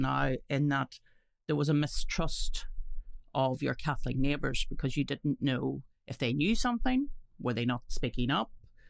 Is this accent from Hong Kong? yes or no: no; Northern Ireland, United Kingdom; also born or lived in Lisnaskea; I'm from the island of Ireland, yes, but I'm from the Northern Ireland part of it, as it were.